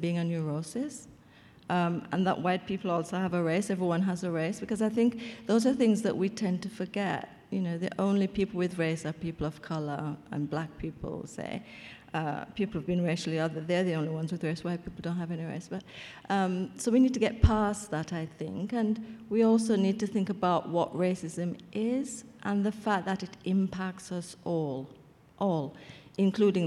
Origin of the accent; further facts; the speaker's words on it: Jamaica; I'm Jamaican